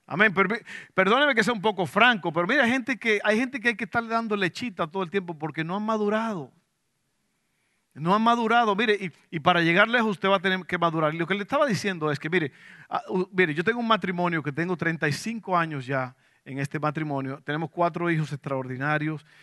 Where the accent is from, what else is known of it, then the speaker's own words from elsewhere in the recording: Dominican Republic; now in Abilene, United States; yo me vine desde la República Dominicana, tierra de sol, aguas azules y arenas blancas. Me vine a Abilene, Texas, un lugar de tierra roja frío, ahí no hay nada.